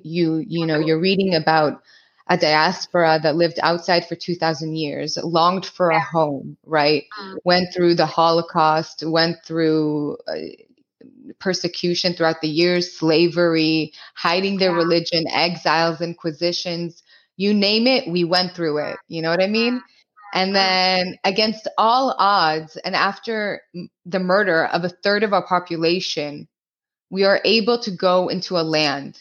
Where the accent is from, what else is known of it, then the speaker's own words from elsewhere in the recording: Los Angeles, California, United States; first language Hebrew; English is a second language; moved away; also born or lived in Israel; I moved to the States, and I lived in California